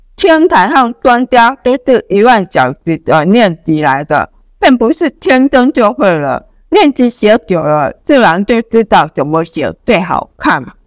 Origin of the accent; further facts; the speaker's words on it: Pingtung County, Taiwan; moved away as an adult; now in Taipei, Taiwan; 我来自屏东，国考律师，分发到台北，现在已经有十六年了